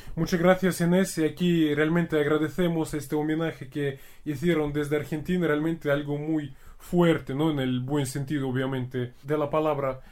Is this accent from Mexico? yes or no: no; Russia; Yo como ruso